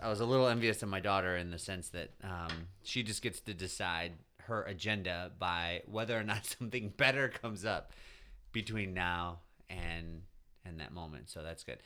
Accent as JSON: {"language": "English", "country": "United States", "said": "as an American"}